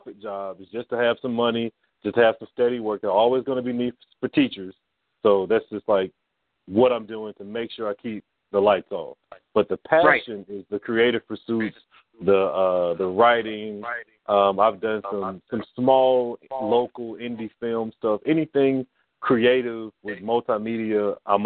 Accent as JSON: {"language": "English", "town": "Huntsville", "region": "Alabama", "country": "United States", "tie": "born or raised there", "also_born_or_lived": "Washington metropolitan area (DMV) / Atlanta, Georgia", "said": "Alabama, born and bred."}